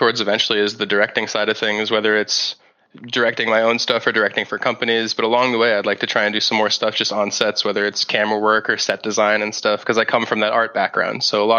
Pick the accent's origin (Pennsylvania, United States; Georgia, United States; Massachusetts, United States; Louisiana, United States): Massachusetts, United States; Boston; I'm from Boston, which is close to Canada. But yeah, people close say enough. When I say stop and about, they hear Canadian accent, but born and raised in Boston.